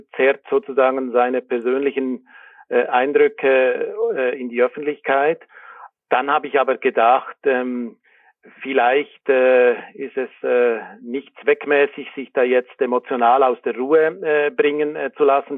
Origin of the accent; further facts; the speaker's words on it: Bern, Switzerland; now in Hamburg, Germany; ich bin nicht in Zürich äh, aufgewachsen, sondern in Bern